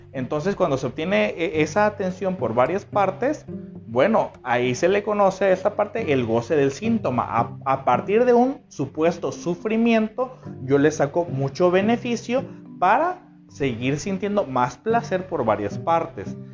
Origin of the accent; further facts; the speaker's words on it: Mexico; en México eh, utilizamos una frase que se llama le tira el calzón